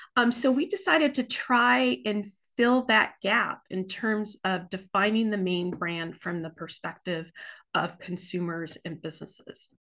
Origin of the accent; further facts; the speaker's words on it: Southern California, United States; now in Maine, United States; I too am from away. I'm from Southern California, and I, I came to Maine in nineteen ninety-three